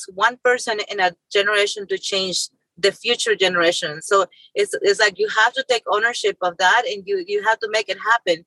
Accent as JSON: {"language": "English", "country": "Mexico", "tie": "born or raised there", "also_born_or_lived": "Tennessee", "moved": "as an adult", "lives_now": "United States", "said": "my childhood growing up in Mexico and poverty."}